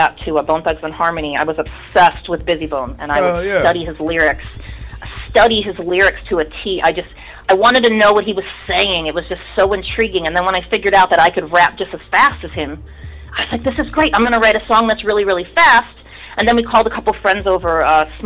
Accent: Streetsboro, Ohio, United States; I'm from Streetsboro, about 40 miles south of Cleveland, which is right around Nelson Ledges.

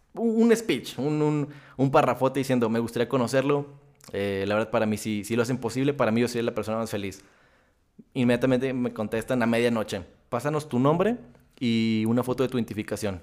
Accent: Torreón, Coahuila, Mexico; soy de Torreón, soy lagunero, paisa

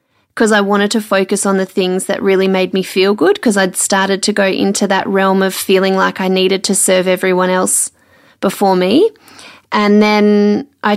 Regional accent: Melbourne, Victoria, Australia; moved away as an adult; also born or lived in Sydney; now in Brisbane, Australia; So I grew up in Melbourne, spent 5 years in Sydney, and now it's almost 3.5 years in Brisbane

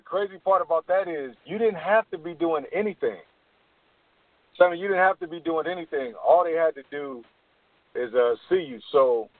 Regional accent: Oakland, California, United States; growing up in Oakland, we, at the time that I grew up, at the time that I came along in the 80s

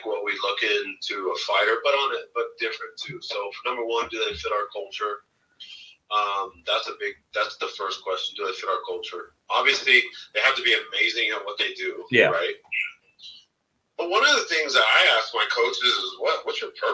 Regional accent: Denver, Colorado, United States; I grew up in South Denver, which is the hood here

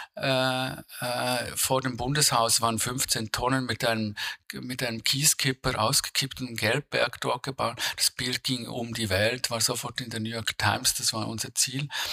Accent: Switzerland; ich würde als Schweizer

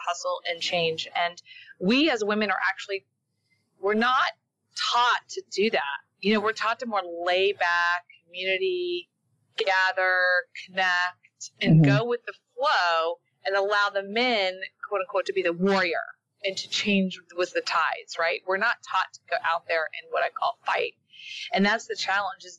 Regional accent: the South, United States; I was raised in the South.

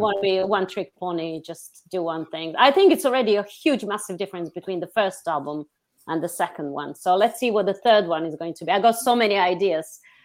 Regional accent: Montenegro; moved away as an adult; now in London, United Kingdom; I was born in Montenegro, but I'm very much British

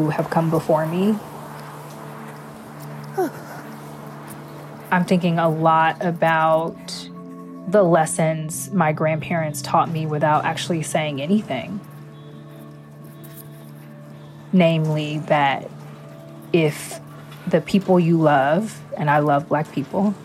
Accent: Los Angeles, California, United States; I grew up in the Watts section of Los Angeles

